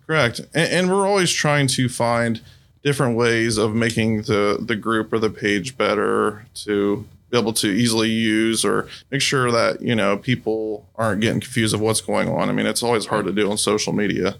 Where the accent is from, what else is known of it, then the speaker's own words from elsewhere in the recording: Xenia, Ohio, United States; also born or lived in Fairborn, Ohio; I grew up in Xenia